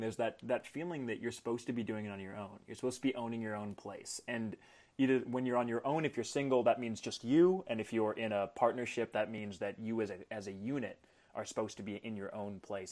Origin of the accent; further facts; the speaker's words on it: Manitoba, Canada; I was born in Manitoba